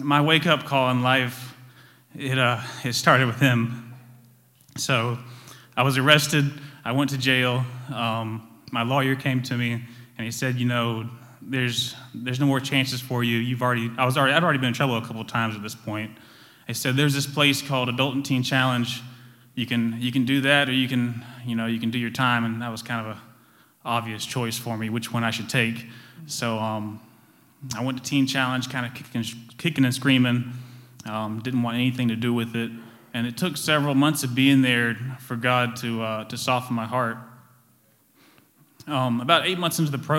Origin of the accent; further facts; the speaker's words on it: Dillon, South Carolina, United States; So I grew up in Dillon. I went to Dillon Christian School